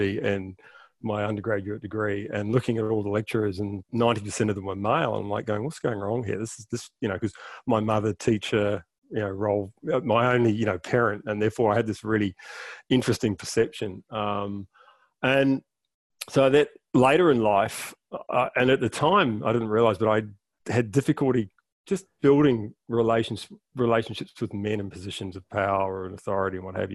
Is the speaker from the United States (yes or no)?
no; Timaru, Canterbury, New Zealand; I grew up in New Zealand, South Island in New Zealand, a little town called Timaru in the country